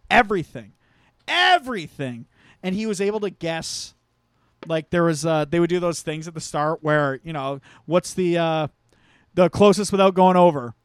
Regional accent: St. Thomas, Ontario, Canada; there used to apparently be a bunch of strip clubs in my hometown, but they all got shut down because, uh, Saint Thomas passed a bylaw

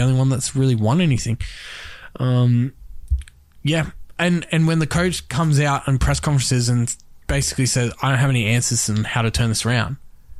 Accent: Queensland, Australia; me being a Queenslander

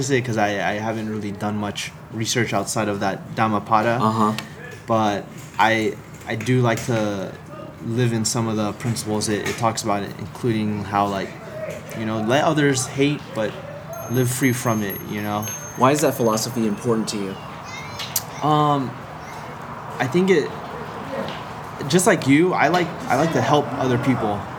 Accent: Philippines; I, I think it's because I'm Filipino, I like to dance, right?

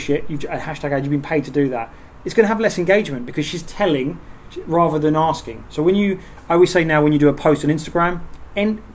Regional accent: Southend-on-Sea, East of England, United Kingdom; we're from Southend

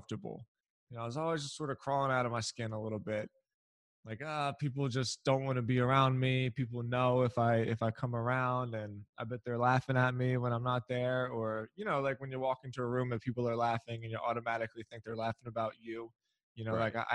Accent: Philadelphia, Pennsylvania, United States; I'm from Philadelphia

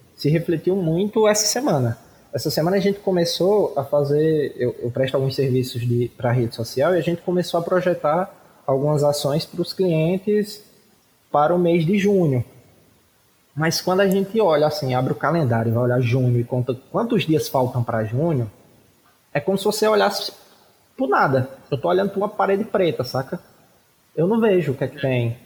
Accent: Cariri, Ceará, Brazil; nós somos daqui do Cariri, no interior do Ceará

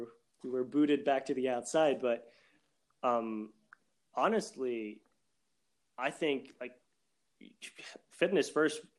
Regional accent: Montreal, Quebec, Canada; now in Hamburg, Germany; I'm from Montreal

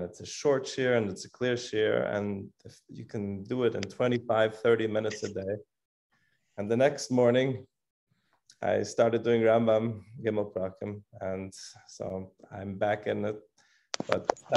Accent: Switzerland; moved away; I'm originally from Switzerland

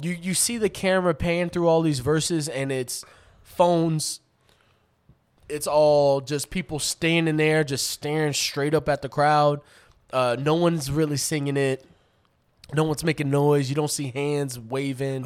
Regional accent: Atlanta, Georgia, United States; growing up in Atlanta

